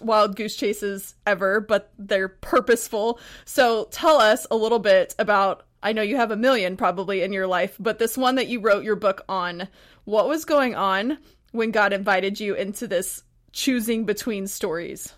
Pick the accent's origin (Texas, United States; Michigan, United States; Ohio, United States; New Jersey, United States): Texas, United States; also born or lived in Montana; now in Pacific Northwest, United States; I'm from Texas, but I actually just, before I moved to the Pacific Northwest, I was in Montana